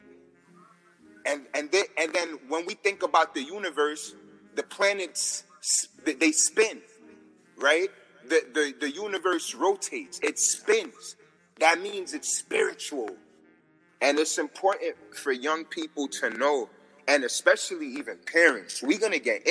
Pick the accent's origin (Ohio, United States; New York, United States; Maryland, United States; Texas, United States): New York, United States; I'm from New York